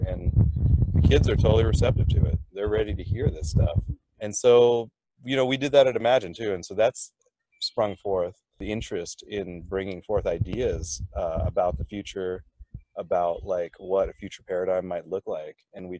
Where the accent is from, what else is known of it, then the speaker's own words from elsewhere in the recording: Thailand; I'm from Thailand originally, so we were in Thailand.